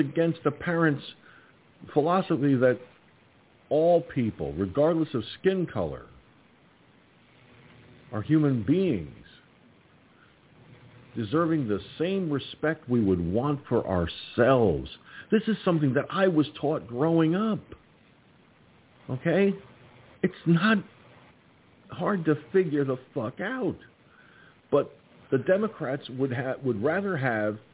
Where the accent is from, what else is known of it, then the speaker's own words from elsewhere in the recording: United States; as an American